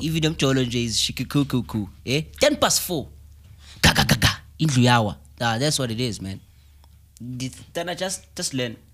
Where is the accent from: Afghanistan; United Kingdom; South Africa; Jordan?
South Africa; I'm from Chelamanga